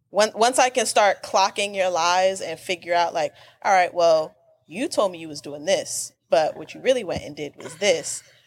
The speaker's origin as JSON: {"language": "English", "region": "the South", "country": "United States", "said": "I'm from the South. Where do you think the rest of my family is?"}